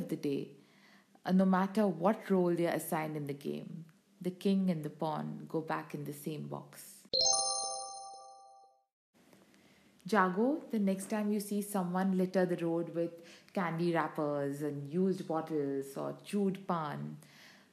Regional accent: India; I, like so many other Indians

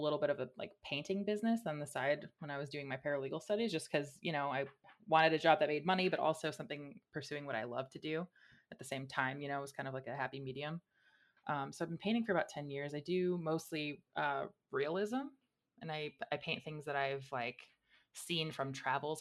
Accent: just outside of Detroit, Michigan, United States; I'm from the Midwest. I'm from Michigan, just outside of Detroit

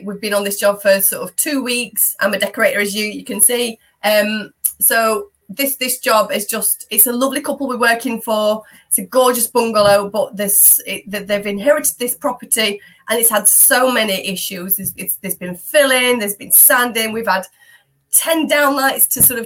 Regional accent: Yorkshire and the Humber, United Kingdom; now in Derbyshire, United Kingdom; I'm a Yorkshire lass at heart as well

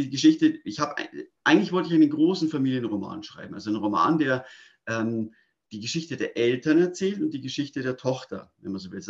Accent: Munich, Bavaria, Germany; Ich bin ein echtes Münchner Kindel, also ich bin in München geboren und aufgewachsen.

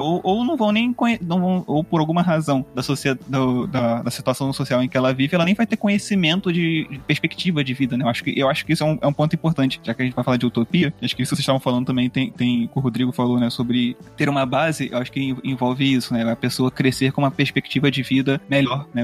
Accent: Brazil; Então a gente é brasileiro.

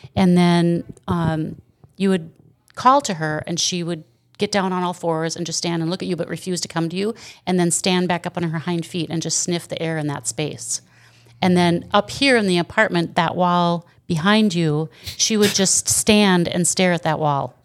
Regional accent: Wisconsin, United States; also born or lived in Burnsville, Minnesota; now in Otter Tail, United States; I lived in Wisconsin when I was a kid

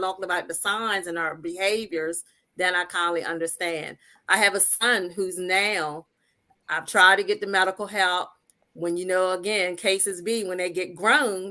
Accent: Talbot County, Maryland, United States; I am the Eastern Shore of Maryland. I'm in a small town that's Fellowsburg, Maryland, but I grew up in Talbot County, Maryland.

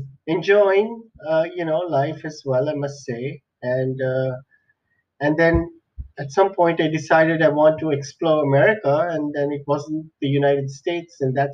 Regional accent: Sri Lanka; also born or lived in Middle East; country called Sri Lanka, which is an island near India, and grew up there. I spent some amount of time growing up in the Middle East because that's where my parents worked.

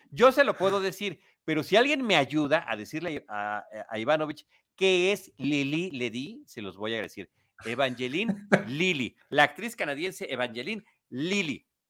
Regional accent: Mexico City, Mexico; yo soy de la Ciudad de México, estoy acostumbrado a las multitudes

